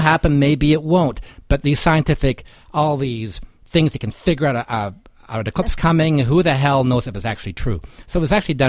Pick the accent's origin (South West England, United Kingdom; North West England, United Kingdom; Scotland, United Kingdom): Scotland, United Kingdom; Edinburgh; now in Edmonton, Canada; my hometown, Edinburgh, the original Fringe city